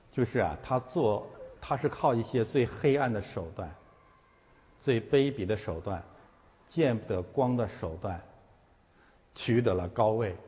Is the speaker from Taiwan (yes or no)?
no; China; 我每一个中国人